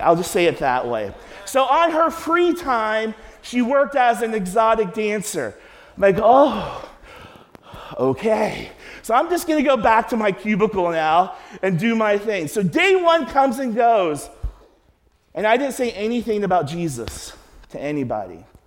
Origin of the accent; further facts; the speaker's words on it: Cincinnati, Ohio, United States; I'm from Cincinnati.